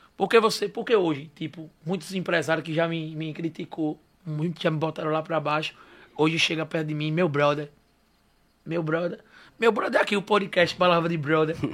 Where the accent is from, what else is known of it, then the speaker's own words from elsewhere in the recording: Aracaju, Sergipe, Brazil; Eu sou de Aracaju